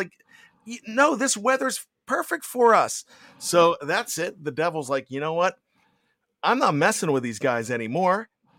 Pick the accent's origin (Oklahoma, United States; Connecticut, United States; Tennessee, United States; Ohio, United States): Ohio, United States; Cleveland; well, one, we're from Cleveland, and now that hell's frozen over, the Browns are going to win the Super Bowl.